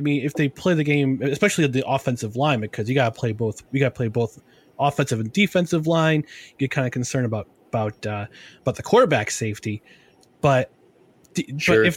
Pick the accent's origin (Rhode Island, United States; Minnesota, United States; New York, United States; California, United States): New York, United States; Albany; growing up in the Albany area, I remember to watch the Firebirds when I was growing up